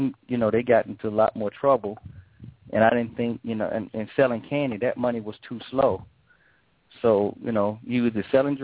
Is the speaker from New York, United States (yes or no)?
yes; New York, United States; When I say we, me, my cousin, you know, most of my boys, we all grew up in an apartment building in Midtown Manhattan.